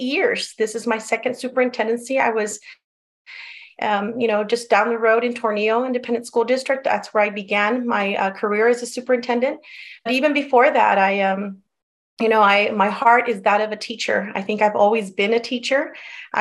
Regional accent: El Paso, Texas, United States; first language Spanish; English is a second language; also born or lived in East Los Angeles, California; I was born in East Los Angeles, babysat in Compton, spent many a weekends and vacations in Mexico, and I was raised in El Paso.

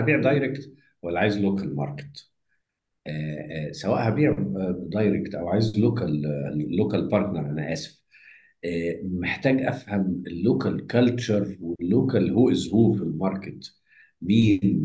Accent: Egypt; هنا عندنا في مصر

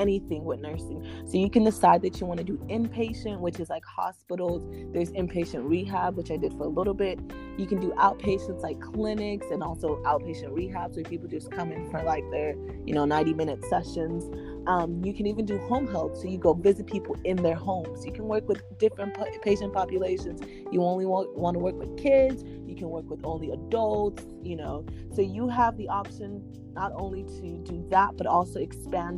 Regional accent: Texas, United States; also born or lived in Nigeria; I'm a Nigerian born, Texas raised

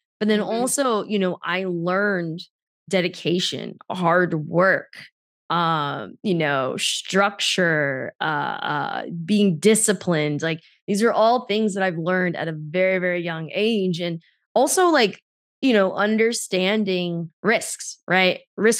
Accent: New York, United States; I grew up in the New York City, New Jersey area

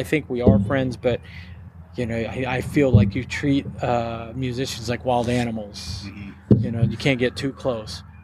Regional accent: Denton, Texas, United States; also born or lived in Corsicana, Texas; Denton is really my hometown. Mm-hmm. I grew up in Corsicana, but I moved here very early.

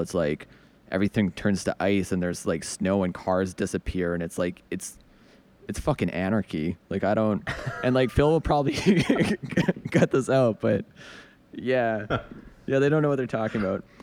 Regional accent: Edmonton, Alberta, Canada; now in Montreal, Canada; I'm originally from Edmonton, Alberta, which is like a very working class, like rough town

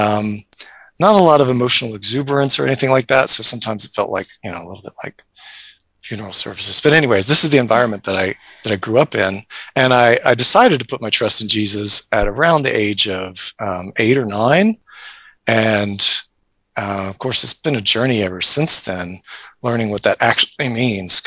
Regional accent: United States; moved away as an adult; also born or lived in Kenya; now in Christchurch, New Zealand; I am American, but I'm not in America. I live here in Christchurch

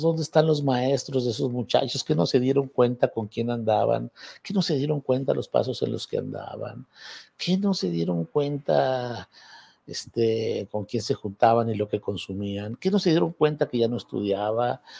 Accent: Zacatecas, Mexico; antes de venir a mi tierra de magistrado

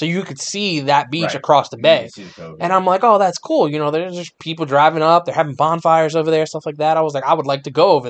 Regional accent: Camden, New Jersey, United States; growing up in Camden, obviously it was an adventure

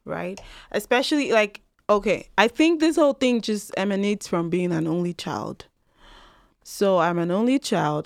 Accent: Nigeria; now in Canada; I'm from Nigeria.

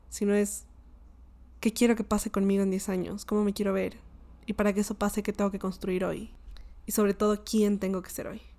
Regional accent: Colombia; Y me dio mucha risa porque yo le dije como Ja, ja, ja, yo soy colombiana.

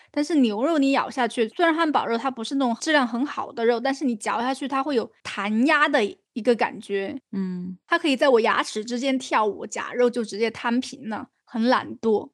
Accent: China; 好像也没有说我们中国人都是心脑血管高发的一个地方啊

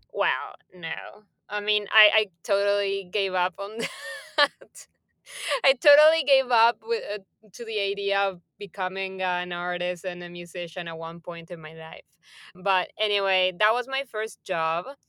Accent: Buenos Aires, Argentina; moved away as an adult; now in Barcelona, Spain; I was born and raised in Buenos Aires, Argentina

